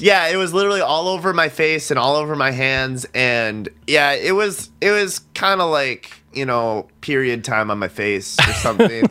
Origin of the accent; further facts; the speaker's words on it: Milwaukee, Wisconsin, United States; being from Milwaukee